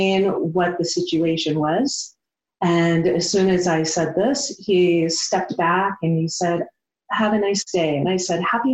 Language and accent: English; Midwest, United States; moved away as an adult; now in Montana, United States; I am a country girl. I grew up in the Midwest. I have lived my whole adult life in Montana.